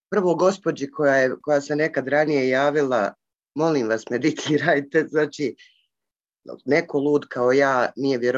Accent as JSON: {"language": "Croatian", "town": "Sarajevo", "region": "Federation of Bosnia and Herzegovina", "country": "Bosnia & Herzegovina"}